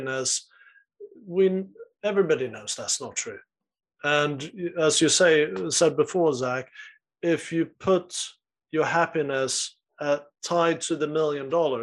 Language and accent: English; Sweden; I'm from Sweden